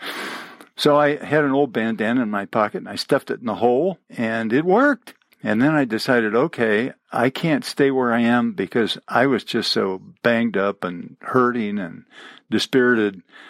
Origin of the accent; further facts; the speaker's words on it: Champaign-Urbana, Illinois, United States; I grew up mostly in Champaign-Urbana, Illinois, on the prairie, where there were no hills, there were no rocks